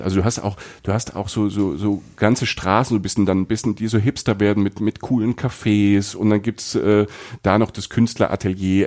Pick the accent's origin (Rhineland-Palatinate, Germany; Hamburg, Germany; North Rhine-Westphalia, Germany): Rhineland-Palatinate, Germany; Ich bin in der Pfalz groß geworden, ne, an der französischen Grenze